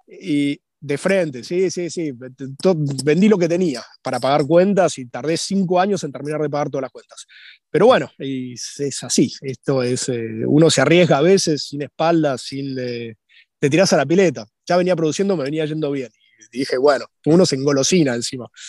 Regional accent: Buenos Aires, Argentina; also born or lived in Salta; nací en Buenos Aires en eh, marzo del 79

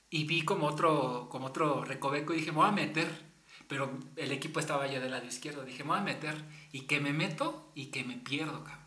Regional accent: Mexico; uno como latino y mexicano

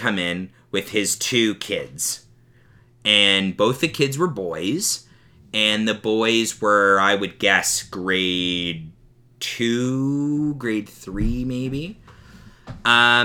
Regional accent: Canada; the Canadian side of us being Canadian and being hosers

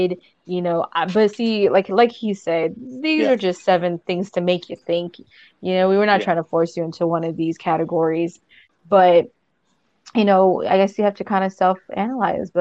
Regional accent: Southern California, United States; I am from Southern California.

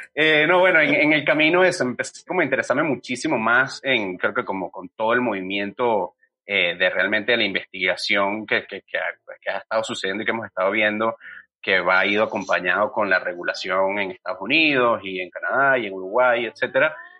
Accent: Venezuela; now in Mexico; yo soy venezolano

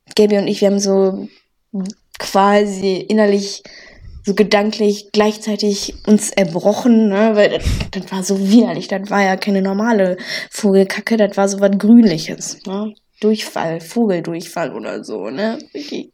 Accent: North Rhine-Westphalia, Germany; accent: Pott; wir mhm. beide jetzt nicht direkt im Pott quasi aufgewachsen sind am Niederrhein, aber äh, ja, wir zählen jetzt mal zum Pott

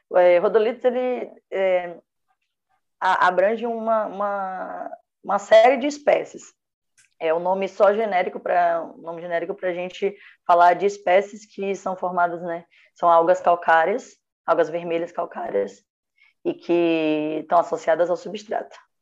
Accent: Feira de Santana, Bahia, Brazil; moved away; Eu nasci em Feira de Santana, Bahia.

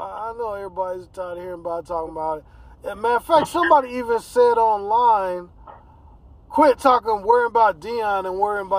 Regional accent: the Northwest, Pacific Northwest, United States; we're from the Northwest.

